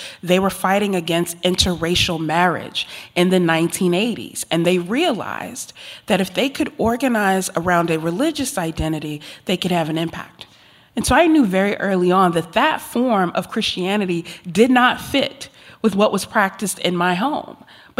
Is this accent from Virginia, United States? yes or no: yes; Virginia, United States; growing up in Virginia in the heart of Jerry Falwell country